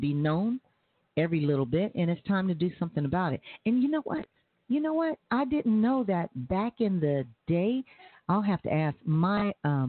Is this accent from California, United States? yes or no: yes; San Diego, California, United States; now in Tulsa, United States; I was brought up in Southeast San Diego. You know, in Canto, Imperial, all